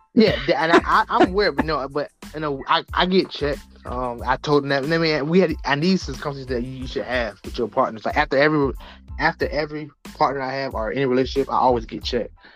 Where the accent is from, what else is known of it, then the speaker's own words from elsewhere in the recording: the South, United States; also born or lived in Norfolk, Virginia; I grew up in the South